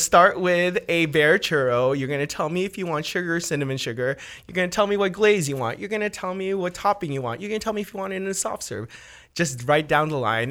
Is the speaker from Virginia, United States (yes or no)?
no; Orange County, California, United States; also born or lived in Philippines; I grew up in Orange County. I love Orange County